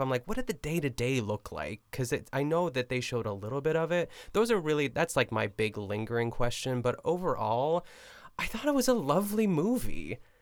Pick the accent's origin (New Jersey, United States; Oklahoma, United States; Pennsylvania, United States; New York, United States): Pennsylvania, United States; Pittsburgh; moved away; I'm still in Pittsburgh